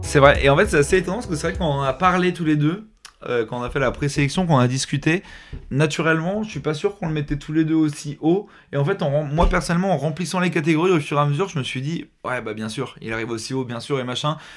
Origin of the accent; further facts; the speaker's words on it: France; on est français